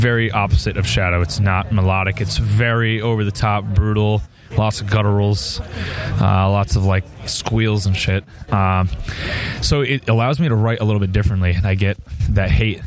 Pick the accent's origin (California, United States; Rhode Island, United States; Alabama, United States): Rhode Island, United States; Westerly; now in Hartford, United States; I grew up in Westerly, Rhode Island